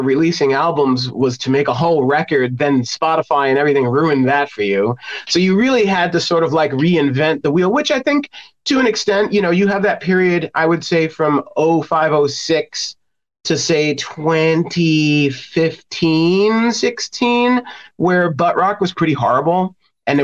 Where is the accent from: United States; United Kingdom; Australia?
United States; New York City, New York; also born or lived in Los Angeles, United States; now in Indiana, United States; I'm from New York City originally